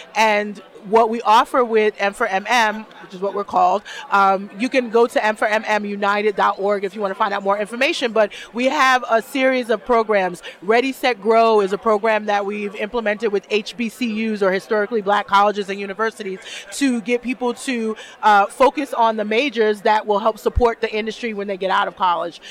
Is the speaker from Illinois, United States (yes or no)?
no; New York City, New York, United States; moved away as an adult; also born or lived in New Jersey / Arizona / San Diego, California; now in Buffalo, United States; I'm from Brooklyn, so I'm a New York girl. I'm Brooklyn born